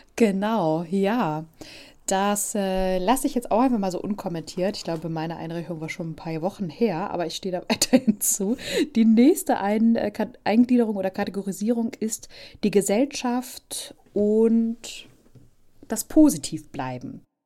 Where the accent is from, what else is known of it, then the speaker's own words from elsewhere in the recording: Hamburg, Germany; moved away as an adult; also born or lived in Nuremberg / Berlin; ich komme aus Hamburg